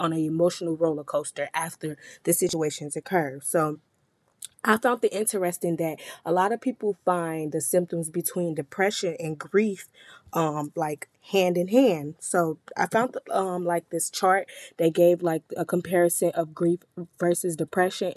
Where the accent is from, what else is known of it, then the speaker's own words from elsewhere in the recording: Chicago, Illinois, United States; I'm from Chicago, where I experience death very often